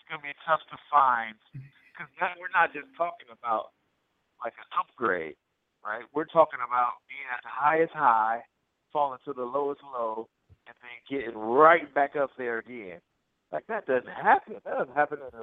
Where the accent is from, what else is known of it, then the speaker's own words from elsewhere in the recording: Oakland, California, United States; also born or lived in Atlanta; I'm from Oakland. I grew up on the Warriors